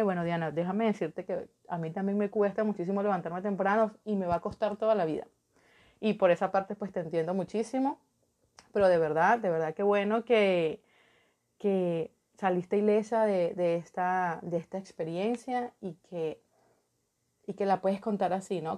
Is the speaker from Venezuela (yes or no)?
yes; Venezuela; en mi país, en Venezuela